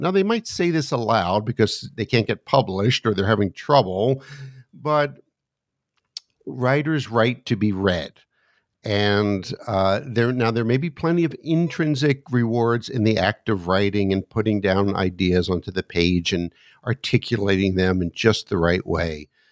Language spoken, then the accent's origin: English; United States; also born or lived in suburb of Washington, D.C.; as an American sitting here looking out my window in the suburb of Washington, D C